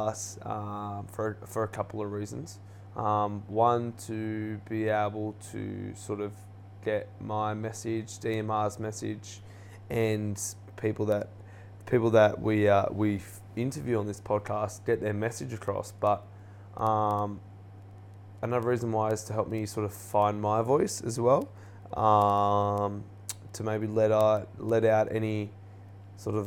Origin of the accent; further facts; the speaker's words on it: Erina, New South Wales, Australia; I grew up on the Central Coast playing, you know, sport, went to a school called Central Coast Adventist School in the Erina there